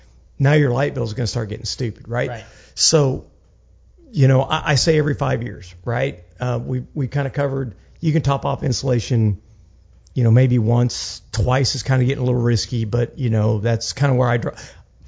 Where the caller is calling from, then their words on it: Houston, Texas, United States; like now I'm speaking from Houston, Texas